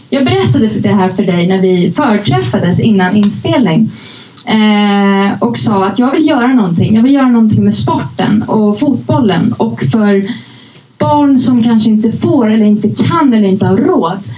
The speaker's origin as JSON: {"language": "Swedish", "town": "Uppsala", "region": "Uppsala County", "country": "Sweden", "tie": "born or raised there", "said": "när jag var liten och bodde i Gottsunda eh, visade sig att jag växte upp i samma förort. Eh, det, ni som inte känner till det, det är liksom det värsta utsatta i, bak, eh, utanför Uppsala."}